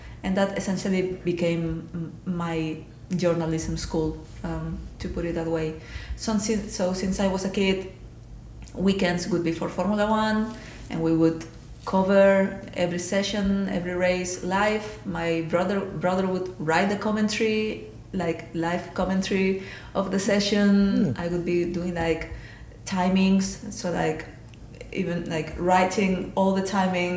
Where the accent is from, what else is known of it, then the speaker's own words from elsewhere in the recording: Spain; moved away; I'm from Spain originally